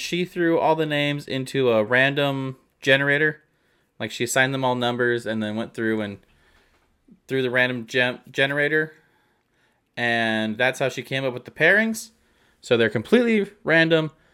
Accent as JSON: {"language": "English", "region": "Arizona", "country": "United States", "said": "We're from Arizona"}